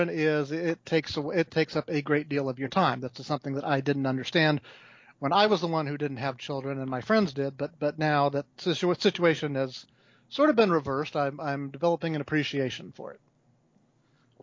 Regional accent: Fairfax, Virginia, United States; also born or lived in Pennsylvania / North Carolina; I grew up in Fairfax, Virginia

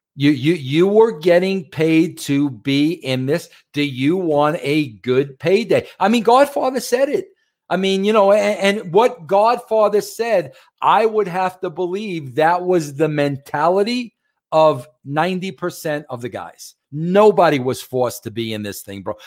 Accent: New York, United States; I'm a New Yorker

